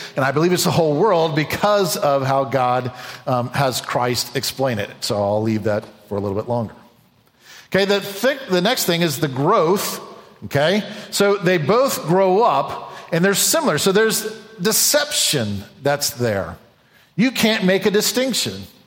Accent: United States; an American, someone who loves this country

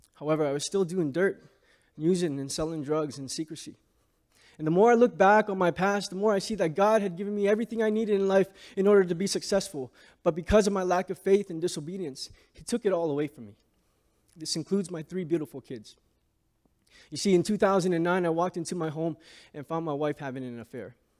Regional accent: Hamilton, Ontario, Canada; I grew up in Hamilton, Ontario, surrounded by housing projects.

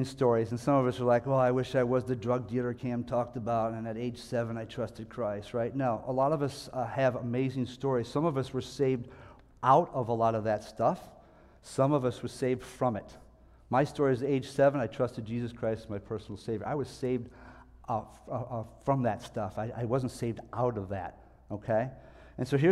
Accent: Niagara Falls, New York, United States; moved away; also born or lived in Philadelphia; I'm from Niagara Falls, New York, and I haven't been back for a while

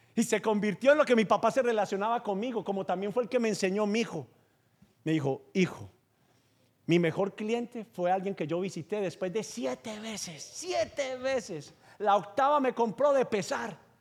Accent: Paisa, Antioquia, Colombia; como buen paisa judío

